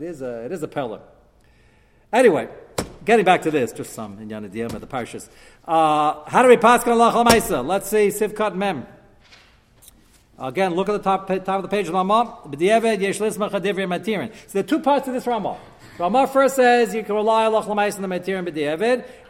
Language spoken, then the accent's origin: English; New York City, New York, United States; growing up in Brooklyn